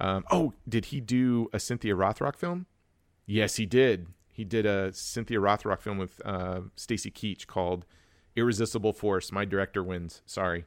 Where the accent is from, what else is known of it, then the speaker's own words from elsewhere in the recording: Wichita, Kansas, United States; I was born and raised in Wichita, Kansas